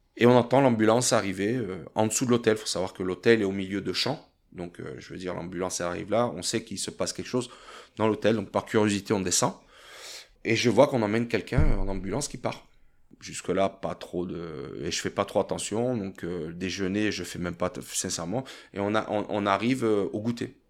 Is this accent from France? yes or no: yes; France; moved away as an adult; also born or lived in Thonon-les-Bains / Italy; Je me suis toujours considéré un Français à l'étranger